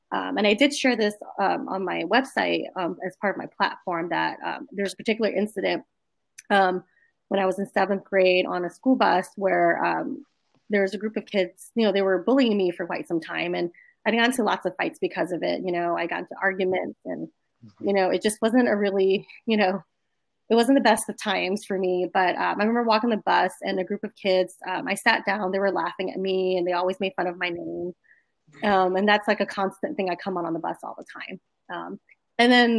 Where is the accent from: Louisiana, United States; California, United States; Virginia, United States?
Louisiana, United States; New Orleans; also born or lived in Gonzales, Louisiana; I was born and raised in New Orleans